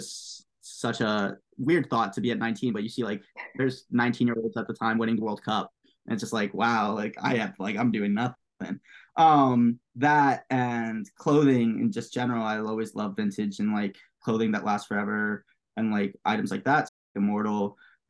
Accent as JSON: {"language": "English", "region": "New York", "country": "United States", "tie": "born or raised there", "also_born_or_lived": "Pittsburgh", "said": "Growing up in New York"}